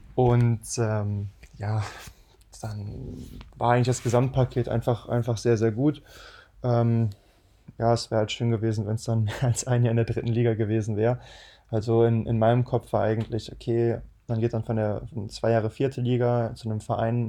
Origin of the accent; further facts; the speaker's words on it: Düsseldorf, North Rhine-Westphalia, Germany; wir sind halt aus Düsseldorf